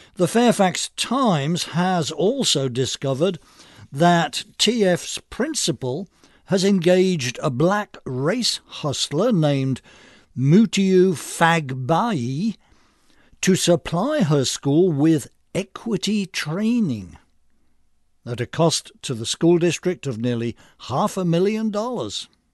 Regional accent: England, United Kingdom; now in United States; like me, was born in England. An anti-immigration immigrant

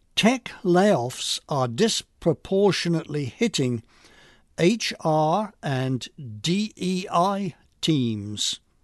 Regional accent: England, United Kingdom; moved away; I grew up in England before nineteen seventy-one

